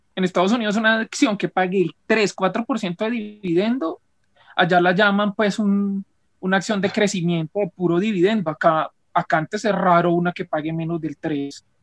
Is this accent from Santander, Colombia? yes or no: no; Tolima, Colombia; soy tolimense